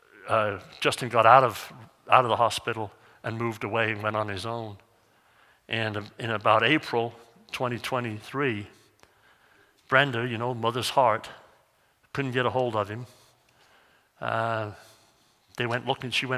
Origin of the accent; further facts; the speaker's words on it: North Wales, United Kingdom; now in Missoula, United States; Where I grew up over in North Wales, they have like 55 to 65 inches of rain